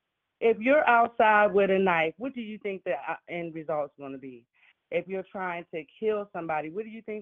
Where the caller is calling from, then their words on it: Pittsburgh, Pennsylvania, United States; I'm calling from Pittsburgh, PA.